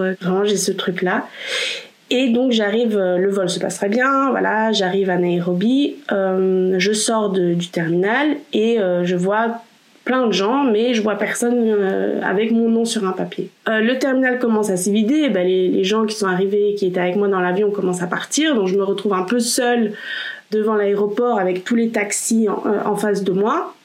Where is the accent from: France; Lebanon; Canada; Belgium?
Belgium; also born or lived in Poland; je suis belgo-polonaise